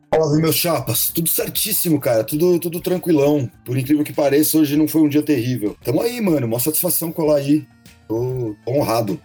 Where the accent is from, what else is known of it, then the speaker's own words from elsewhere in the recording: São Paulo, Brazil; also born or lived in Campinas; Eu nasci em Campinas, sacou? Uhum. Mas meus pais separaram e eu vim pra cá, pra São Paulo, quando eu tinha uns oito anos de idade